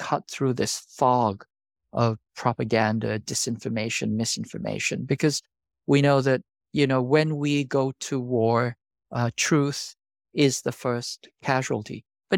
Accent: South Korea; I'm a South Korean. I grew up in South Korea, and I lived through three military dictatorships

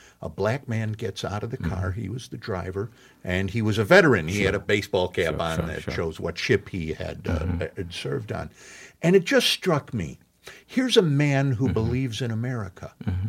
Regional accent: Chicago, Illinois, United States; In my hometown in Chicago

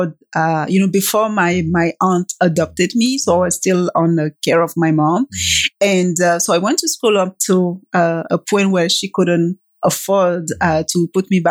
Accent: Côte d’Ivoire; now in Canada; I did grow in Ivory Coast

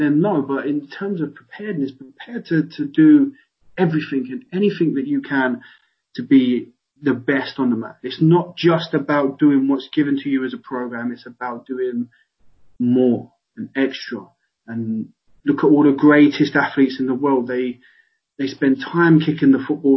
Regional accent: London, United Kingdom; moved away as an adult; also born or lived in Walsall; I come from London, I all my friends are down there

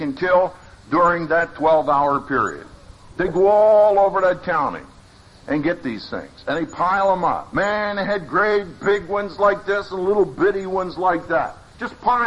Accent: Philadelphia, Pennsylvania, United States; moved away; also born or lived in Texas; I'm from Philadelphia, as is Gene. So when I first went to Texas, that was quite an education.

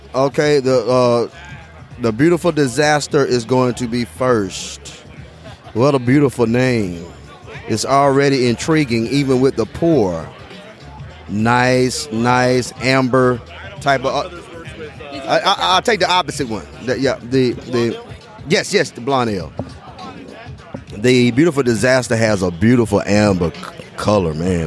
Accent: Tuscaloosa, Alabama, United States; born and raised in Tuscaloosa, Alabama, class of 1993

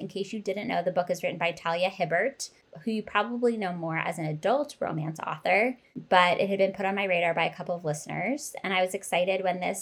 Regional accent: Pennsylvania, United States; Cait and I went to the same high school years apart, but we come from the same place

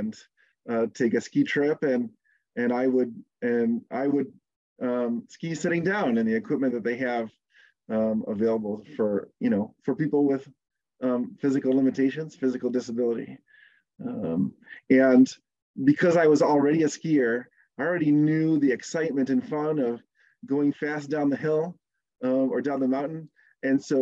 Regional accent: Southeast Michigan, United States; I grew up in Southeast Michigan

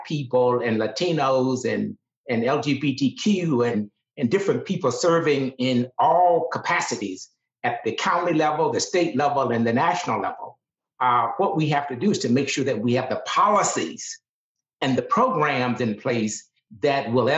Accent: Deep South, United States; I grew up in the Deep South

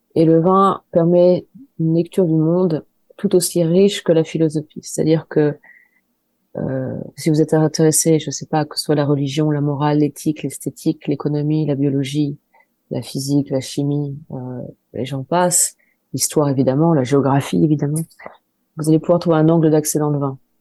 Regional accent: Angers, Pays de la Loire, France; je suis d'Angers, j'ai grandi à Angers, dans la banlieue angevine

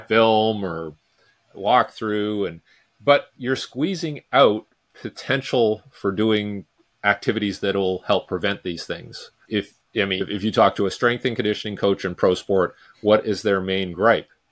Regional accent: Vancouver, British Columbia, Canada; I'm from Vancouver, British Columbia

